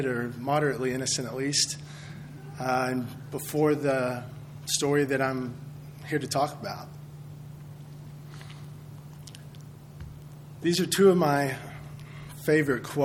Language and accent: English; Midland, Texas, United States; I grew up in Midland, Texas, going to Midland Christian, graduated from Midland High.